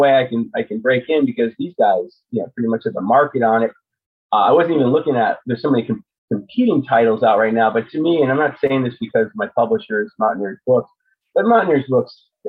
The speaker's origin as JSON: {"language": "English", "region": "New Hampshire", "country": "United States", "tie": "born or raised there", "said": "In New Hampshire, yeah."}